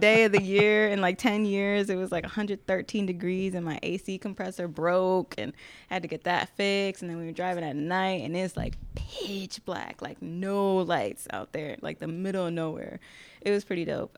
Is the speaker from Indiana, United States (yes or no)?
no; Connecticut, United States; moved away as an adult; now in Orange County, California, United States; I was born and raised in Connecticut, and I moved out to, O C